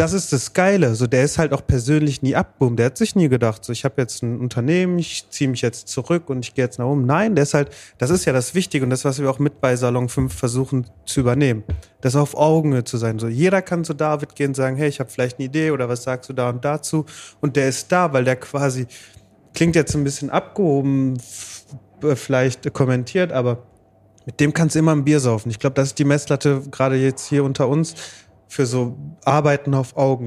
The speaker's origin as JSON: {"language": "German", "town": "Bottrop", "region": "North Rhine-Westphalia", "country": "Germany", "tie": "born or raised there", "said": "ich halt hier geboren und aufgewachsen bin"}